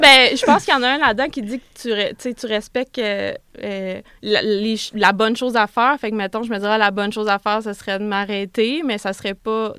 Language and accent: French; Quebec City, Quebec, Canada; je suis de Québec